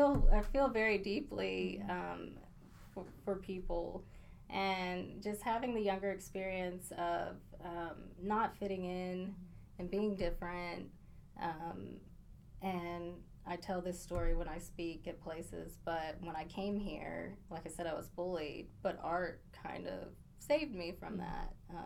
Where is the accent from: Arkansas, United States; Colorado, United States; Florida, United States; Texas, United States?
Texas, United States; Abilene; accent: northern accent; also born or lived in Maryland / Spokane, Washington; and I came to Abilene when I was 8. And when I came here, it was kind of a whole new world. I came from Spokane, Washington, mm-hmm.